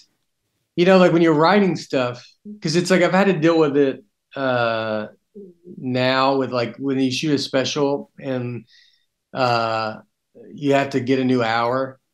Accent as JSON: {"language": "English", "region": "Tennessee", "country": "United States", "also_born_or_lived": "New York", "accent": "Southern", "said": "I'm from Tennessee"}